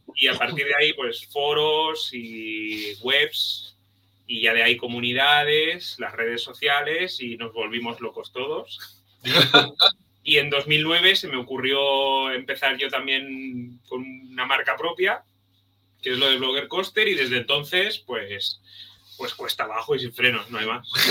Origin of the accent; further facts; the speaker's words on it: Cambrils, Catalonia, Spain; viví al lado del parque, mi pueblo de orígenes de allí, de al lado, el, de Cambrils.